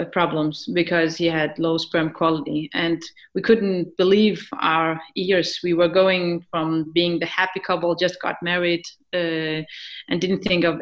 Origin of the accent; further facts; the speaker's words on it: Iraq; I am from Iraq